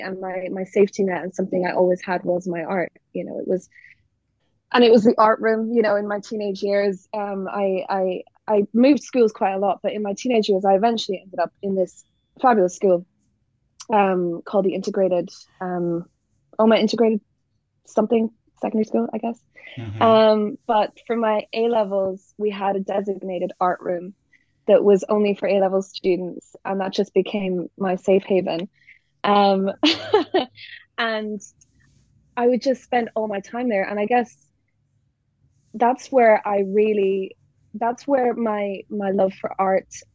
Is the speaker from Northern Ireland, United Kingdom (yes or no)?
yes; Northern Ireland, United Kingdom; also born or lived in Dublin, Ireland; I'm from Northern Ireland. That's where I grew up.